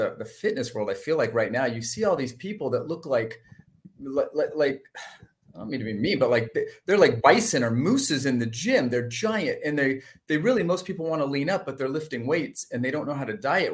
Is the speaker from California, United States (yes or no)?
yes; San Francisco North Bay, California, United States; I grew up in the North Bay, San Francisco North Bay. Just kind of born and raised there